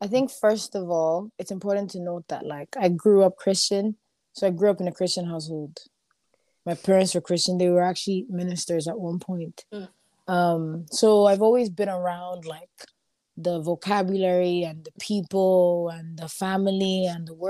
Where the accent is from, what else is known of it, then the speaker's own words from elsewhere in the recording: Dublin, Leinster, Ireland; moved away; also born or lived in Limerick; I'm from Dublin. Dublin is the capital city, and that's where all my friends are, everybody that I know.